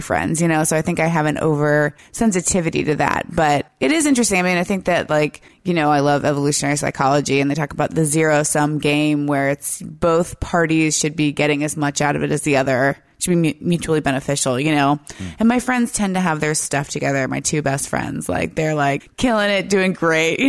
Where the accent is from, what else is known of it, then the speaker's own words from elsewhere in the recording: United States; as an American